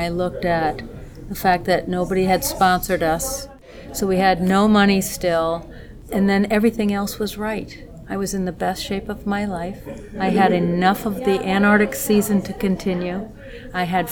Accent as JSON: {"language": "English", "region": "Minnesota", "country": "United States", "said": "I'm from Minnesota, and I'm an educator and explorer"}